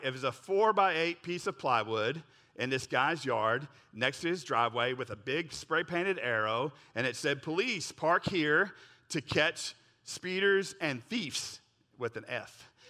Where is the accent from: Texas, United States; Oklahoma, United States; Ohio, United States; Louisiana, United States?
Oklahoma, United States; I grew up in Oklahoma